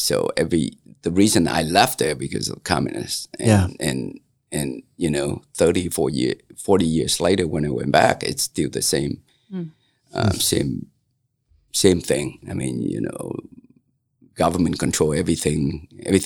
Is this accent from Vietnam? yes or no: yes; Central Coast of Vietnam, Vietnam; also born or lived in Detroit, Michigan; now in Grant County, United States; I was born in Central Coast of Vietnam